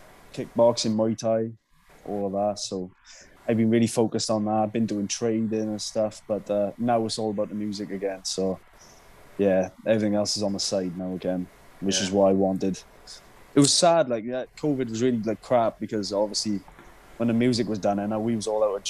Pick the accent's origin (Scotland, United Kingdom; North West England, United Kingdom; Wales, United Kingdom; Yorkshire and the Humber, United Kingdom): Wales, United Kingdom; Oakdale; I'm from Oakdale